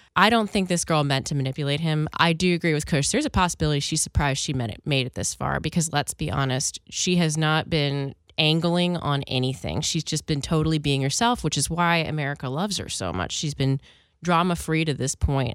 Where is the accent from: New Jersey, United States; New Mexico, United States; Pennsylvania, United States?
Pennsylvania, United States; Philadelphia; I grew up in Philly